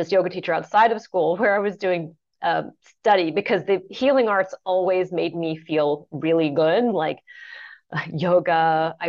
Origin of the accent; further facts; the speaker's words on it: Santa Fe, New Mexico, United States; I grew up in Santa Fe, New Mexico, off the grid in a solar home